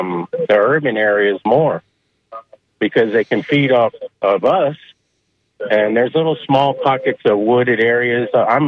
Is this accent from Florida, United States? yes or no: yes; St. Petersburg, Florida, United States; I'm calling from St. Pete. I was born here